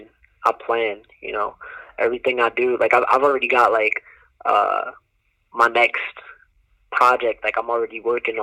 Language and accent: English; New Jersey, United States; now in North Carolina, United States; I was from the north, you know, I'm from Jersey